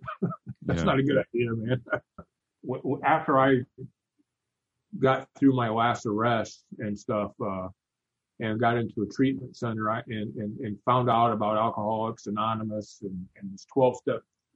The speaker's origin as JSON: {"language": "English", "region": "Indiana", "country": "United States", "tie": "born or raised there", "said": "Grace College Theological Seminary is right here, which is Grace Brothers College is right here in my hometown."}